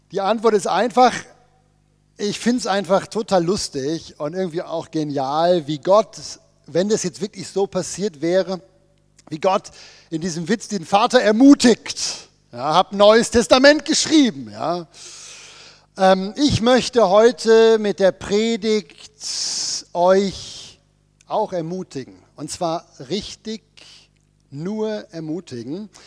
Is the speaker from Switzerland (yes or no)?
yes; Bern, Switzerland; Wir kommen ja aus dem Berner Oberland. Wir wissen ja, wie das mit einer Bergwanderung funktioniert.